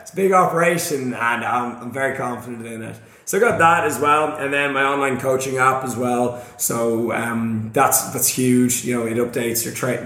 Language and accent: English; Ireland; I'm from Ireland.